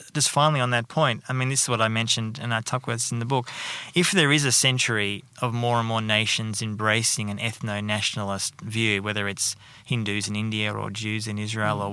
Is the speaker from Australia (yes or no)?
yes; Melbourne, Victoria, Australia; moved away as an adult; also born or lived in United Kingdom; now in Sydney, Australia; I'm from Melbourne